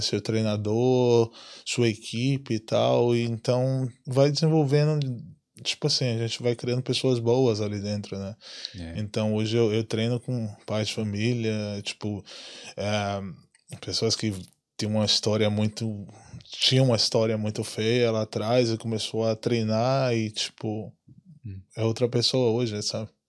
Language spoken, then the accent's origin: Portuguese; Salvador, Bahia, Brazil; moved away as an adult; now in Ireland; minha infância na, no Brasil, assim, lá em, principalmente lá em Salvador